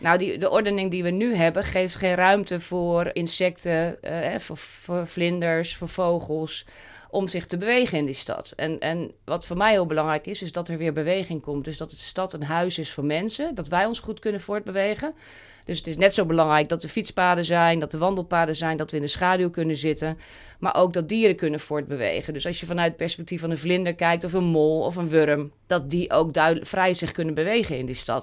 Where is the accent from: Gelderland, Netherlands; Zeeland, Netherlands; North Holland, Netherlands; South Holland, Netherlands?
Gelderland, Netherlands; Wageningen; Wageningen, waar ik vandaan kom